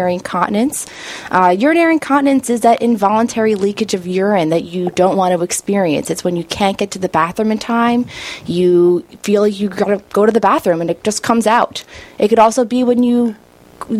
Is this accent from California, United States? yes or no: no; New Jersey, United States; also born or lived in Cleveland, Ohio / Philadelphia, Pennsylvania; I grew up in New Jersey